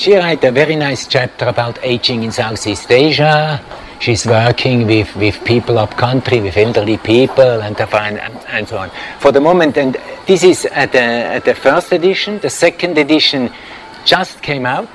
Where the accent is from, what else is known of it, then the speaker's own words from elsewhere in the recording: Switzerland; now in Thailand; I come from Switzerland. In our country, one of the richest countries in the world